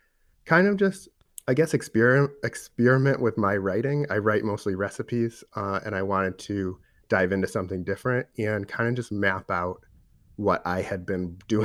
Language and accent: English; Boston, Massachusetts, United States; now in Columbus, United States; I moved to Columbus a few years ago and have been digging deep into the beer scene because I came from Boston